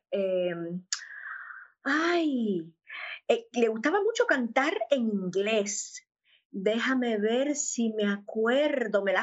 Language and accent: Spanish; Havana, Cuba; born there; Pues nací en La Habana, Cuba, eh, de una familia maravillosa, mi papá y mi mamá, los dos de La Habana, un hogar católico